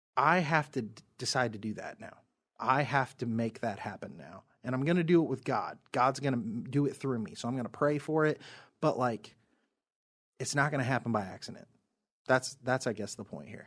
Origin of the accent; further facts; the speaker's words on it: United States; I am from America